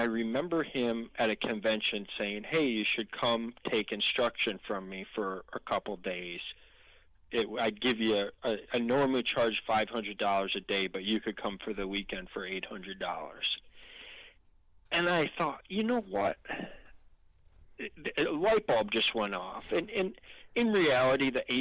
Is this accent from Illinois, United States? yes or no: yes; Illinois, United States; my home state, Illinois